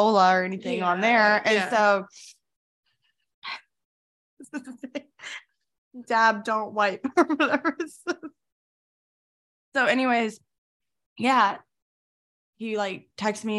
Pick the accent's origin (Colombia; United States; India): United States; Florida; I grew up in Florida